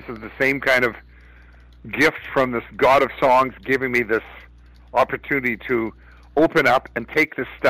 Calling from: Winnipeg, Manitoba, Canada; I'm calling you from Winnipeg.

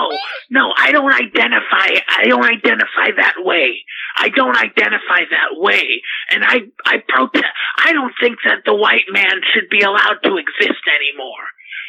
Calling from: Boulder, Colorado, United States; I'm calling from Boulder, Colorado.

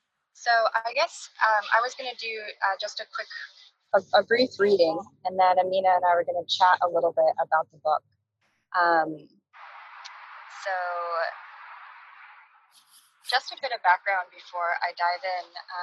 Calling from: Brooklyn, New York, United States; And I'm calling from Brooklyn, and I'm currently on my roof and looking out at, I can catch just a glimpse of the Manhattan skyline from here.

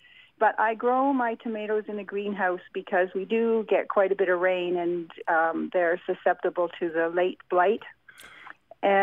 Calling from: Powell River, British Columbia, Canada; I am phoning from Powell River in British Columbia.

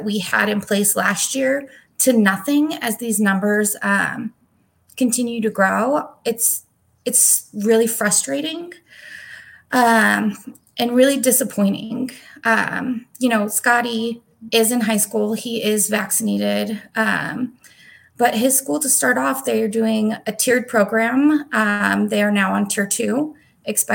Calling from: Phoenix, Arizona, United States; I am calling in from my house in Phoenix.

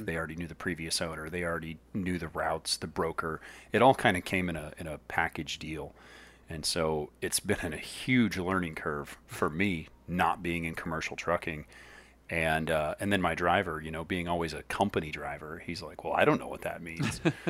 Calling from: Lemoore, California, United States; I'm calling in from Lemoore, California.

